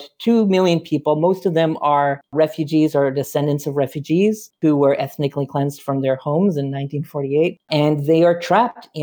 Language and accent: English; Saskatoon, Saskatchewan, Canada; moved away; also born or lived in Ottawa; I'm originally from Saskatoon, Saskatchewan, and grew up in a very progressive Mennonite community